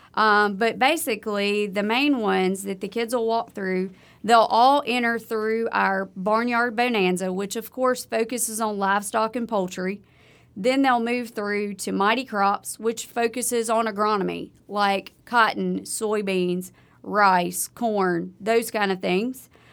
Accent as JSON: {"language": "English", "area": "Livingston Parish", "region": "South Louisiana", "country": "United States", "tie": "born or raised there", "moved": "as an adult", "lives_now": "Starkville, United States", "said": "I grew up in South Louisiana. I grew up, um, in Livingston Parish, just outside of Baton Rouge"}